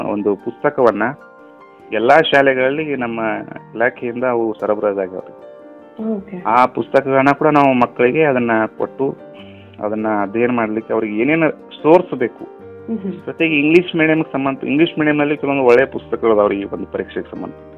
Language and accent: Kannada; Nerli, Karnataka, India; ನಾನು ಮೂಲತಃ ಬೆಳಗಾವಿ ಜಿಲ್ಲೆ ಹುಕ್ಕೇರಿ ತಾಲೂಕಿನ ನೇರ್ಲಿ ಗ್ರಾಮದವನು